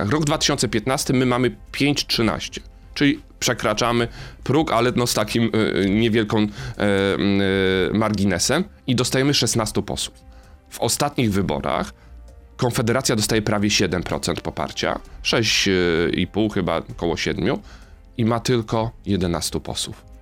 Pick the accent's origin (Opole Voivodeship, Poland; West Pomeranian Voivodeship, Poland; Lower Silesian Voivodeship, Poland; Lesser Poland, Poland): Lesser Poland, Poland; Kraków; accent: Kraków/Galician; Jestem z Małopolski, wiem, z Galicji, wiem, z Krakowa. Wiem. Y, jestem z tego dumny, że, że mam taki akcent